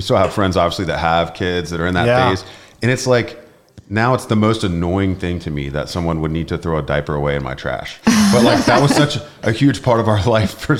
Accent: Mount Vernon, United States; We're both from Mount Vernon

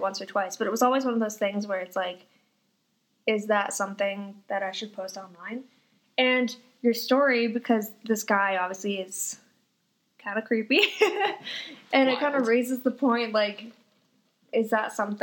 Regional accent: Fort McMurray, Alberta, Canada; now in Calgary, Canada; I'm from Fort McMurray

